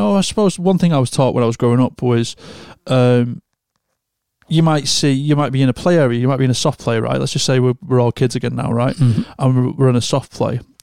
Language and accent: English; United Kingdom; we as a culture, as a British culture